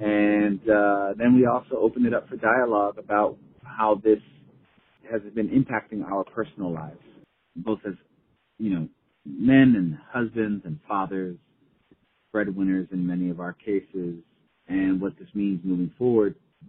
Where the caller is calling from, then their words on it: Los Angeles, California, United States; I'm calling from Los Angeles.